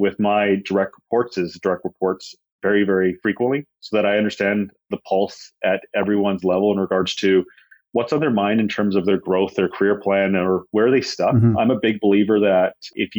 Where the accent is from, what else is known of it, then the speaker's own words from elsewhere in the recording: Canada; also born or lived in India; I was born in India, actually. I moved when I was 5. So most of my life has been in Canada